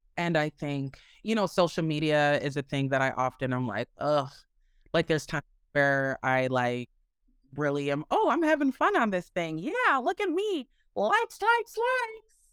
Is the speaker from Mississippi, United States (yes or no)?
no; Minneapolis, Minnesota, United States; I was raised in the Midwest, um, in Minneapolis, Minnesota